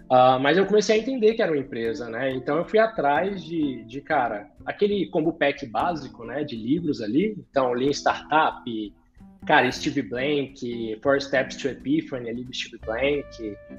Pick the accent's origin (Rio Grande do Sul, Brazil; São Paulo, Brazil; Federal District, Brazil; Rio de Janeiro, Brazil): Federal District, Brazil; Brasília; Nascido e criado por aqui mesmo.